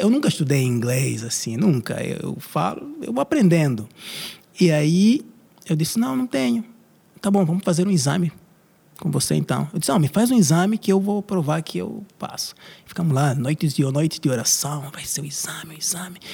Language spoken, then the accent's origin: Portuguese; Angola; moved away as an adult; also born or lived in Brazil; vim do Brasil, mas eu sou originalmente de Angola